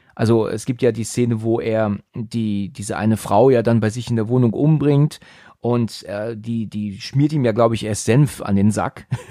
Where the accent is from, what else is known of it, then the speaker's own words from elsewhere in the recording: Northern Germany, Germany; Ich bin ja Norddeutscher eigentlich